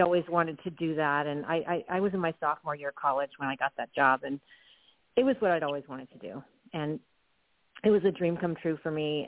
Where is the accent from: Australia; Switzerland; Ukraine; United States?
United States; Southern California; I grew up in Southern California in the 70s